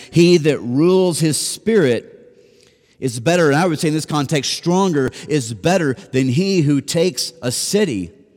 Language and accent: English; Nashville, Tennessee, United States; moved away; I'm from Nashville